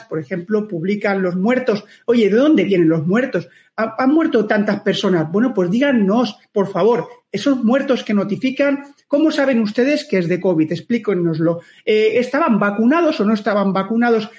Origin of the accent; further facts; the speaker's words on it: Spain; lo que somos los españoles